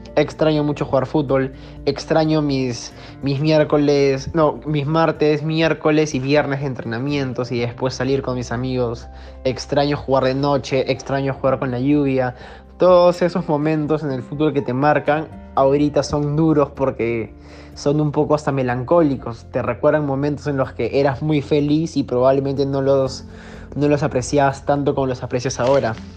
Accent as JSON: {"language": "Spanish", "country": "Peru", "said": "como buen peruano también que le gusta el fútbol"}